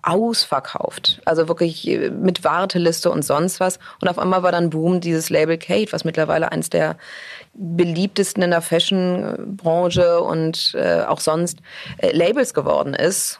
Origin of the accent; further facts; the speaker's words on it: Hamburg, Germany; moved away as an adult; also born or lived in New York; ich komme ursprünglich aus Hamburg und, äh, ich habe wirklich meine gesamte Jugend, bis ich mit achtzehn nach New York gezogen bin